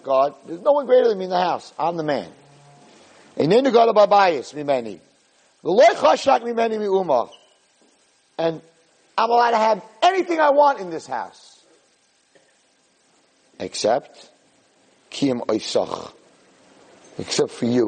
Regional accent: New York, United States; I'm from New York

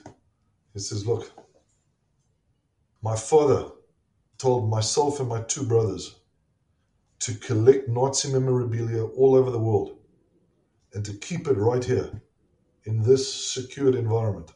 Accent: South Africa; moved away as an adult; also born or lived in Pittsburgh, Pennsylvania; now in United States; I'm a South African. And we did not grow up with this culture.

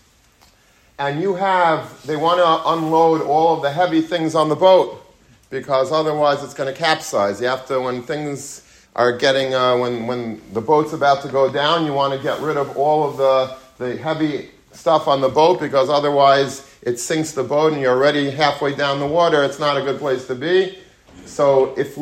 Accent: Long Beach, New York, United States; When I was a young child, I grew up in Long Beach, Long Island

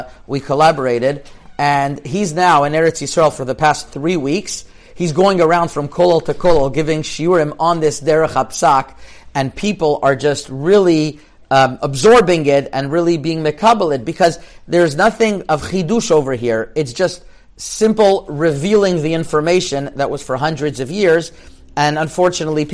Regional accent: Montreal, Quebec, Canada; I grew up in Montreal, which is like Morocco, basically

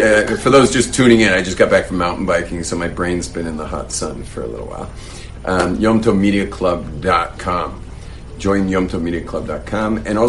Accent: West Coast, United States; I'm from the West Coast, where expression is the way of life out there.

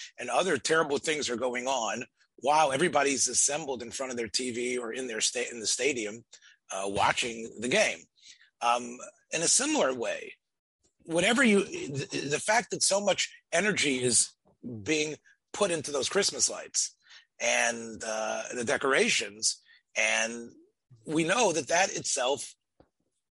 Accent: Memphis, Tennessee, United States; as a boy growing up in Memphis, Tennessee

